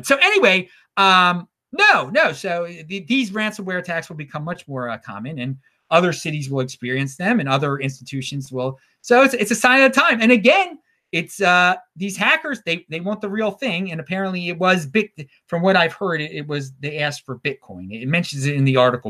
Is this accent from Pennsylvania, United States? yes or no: no; Baltimore, Maryland, United States; my hometown of Baltimore